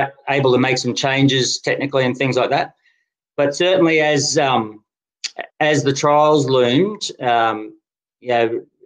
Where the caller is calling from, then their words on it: Canberra, Australian Capital Territory, Australia; Canberra. Sunny Canberra. Canberra.